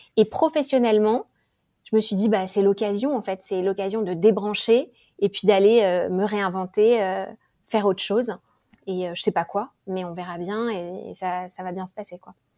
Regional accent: Paris, Île-de-France, France; moved away as an adult; now in Singapore; je suis française. Euh, parisienne, presque toujours habitée euh, à Paris.

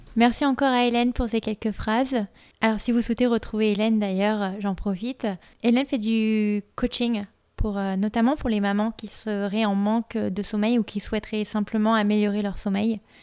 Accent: France; now in United States; en tant que Française vivant aux États-Unis

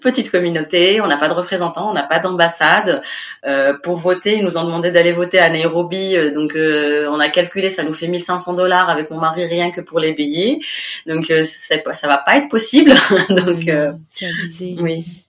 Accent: Tunis, Tunis Governorate, Tunisia; moved away as an adult; now in Kigali, Rwanda; je suis née à Tunis, donc la capitale, et j'ai toujours vécu à Tunis

